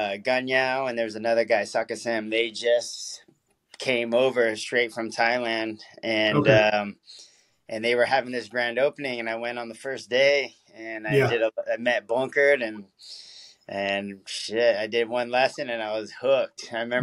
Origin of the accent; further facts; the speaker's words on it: California, United States; But, you know, I'm from the Bay Area. So, like, my dad lived there.